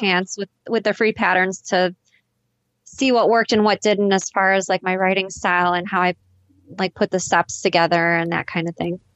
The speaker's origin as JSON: {"language": "English", "town": "Chicago", "region": "Illinois", "country": "United States", "said": "I'm from Chicago, Illinois"}